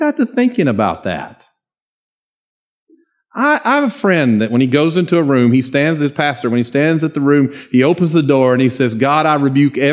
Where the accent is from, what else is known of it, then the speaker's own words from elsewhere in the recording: Dawsonville, Georgia, United States; I'm from a little place called Dawsonville, just north of Cumming